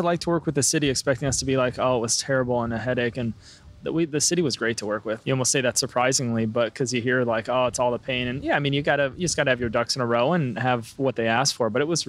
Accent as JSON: {"language": "English", "town": "Eldridge", "region": "Iowa", "country": "United States", "also_born_or_lived": "San Francisco / Seattle", "moved": "as an adult", "lives_now": "Bellingham, United States", "said": "I'm from a small town in Iowa called Eldridge."}